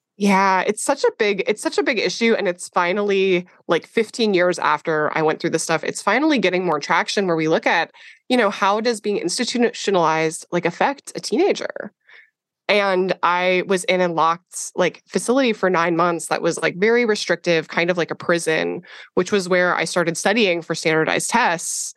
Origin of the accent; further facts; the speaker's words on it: Minnesota, United States; I grew up in Minnesota